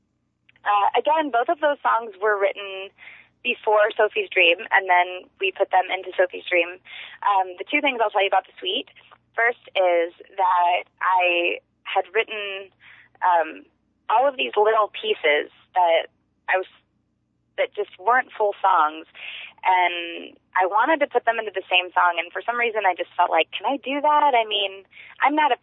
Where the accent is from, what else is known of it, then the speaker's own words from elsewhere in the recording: Cincinnati, Ohio, United States; moved away as an adult; also born or lived in California; now in Cincinnati, United States; I grew up in Cincinnati, Ohio